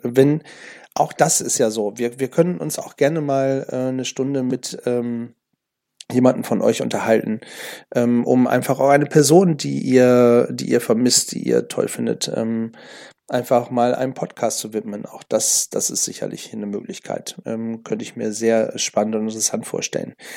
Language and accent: German; Germany; hier bei uns in Deutschland